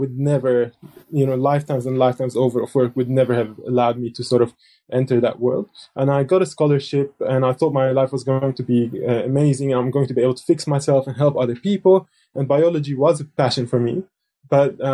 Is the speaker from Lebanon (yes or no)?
yes; South Lebanon, Lebanon; I was born in Lebanon in 1980, which is really the peak of the civil war. And at that time, I lived in a southern village